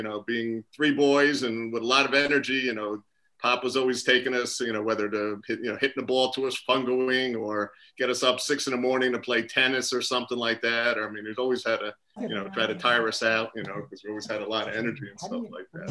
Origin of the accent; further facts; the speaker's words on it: New Jersey, United States; I grew up in New Jersey